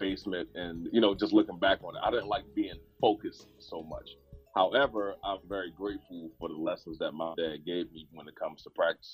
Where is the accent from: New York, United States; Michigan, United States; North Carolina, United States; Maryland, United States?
Maryland, United States; Baltimore; growing up in Baltimore City was pretty rough, especially in the neighborhood that I grew up